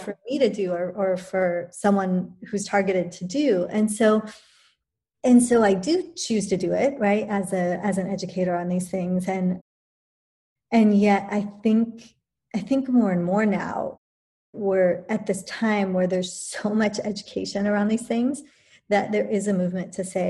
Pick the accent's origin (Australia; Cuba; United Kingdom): United Kingdom; England; born there; I was born in England to an Indian and British parents.